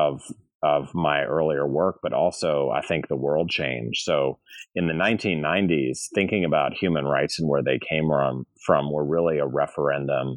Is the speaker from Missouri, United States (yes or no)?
yes; St. Louis, Missouri, United States; moved away as an adult; also born or lived in California / Massachusetts / New York / Connecticut; I'm from St. Louis, Missouri